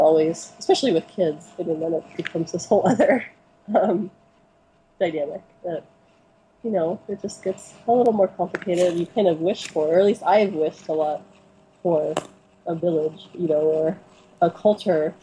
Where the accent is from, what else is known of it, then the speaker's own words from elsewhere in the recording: Santa Cruz, California, United States; now in Oregon, United States; I'm from Santa Cruz